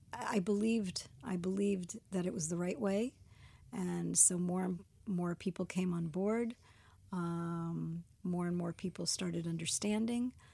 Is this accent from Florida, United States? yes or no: yes; Miami, Florida, United States; moved away as an adult; also born or lived in New York; now in Israel; I'm American. I was born in New York and, and raised in Miami.